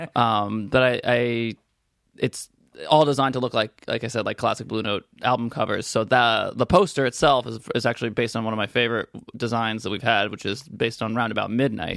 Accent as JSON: {"language": "English", "town": "New York City", "region": "New York", "country": "United States", "tie": "born or raised there", "also_born_or_lived": "Boston / Brooklyn", "said": "I grew up on Second and Bowery when I was around six years old. We move over Broadway just south of Astor, and I've lived there pretty much uh, my whole life."}